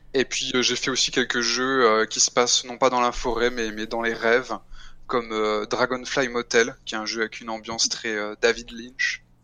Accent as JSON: {"language": "French", "country": "France", "said": "je suis français"}